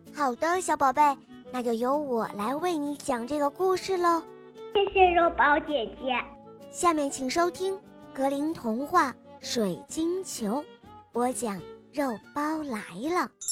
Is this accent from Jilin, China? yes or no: yes; Jilin, China; 我现年六岁了，我来自吉林市